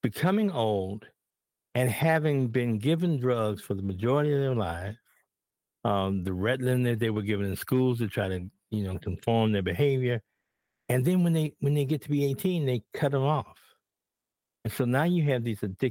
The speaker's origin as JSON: {"language": "English", "town": "Chicago", "region": "Illinois", "country": "United States", "tie": "born or raised there", "said": "I grew up in Bronzeville originally, and then we moved to Stateway Gardens."}